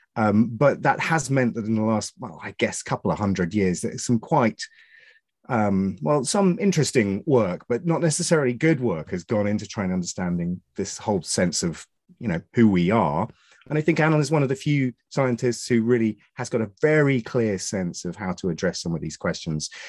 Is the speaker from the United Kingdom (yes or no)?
yes; Suffolk, East of England, United Kingdom; I'm from Suffolk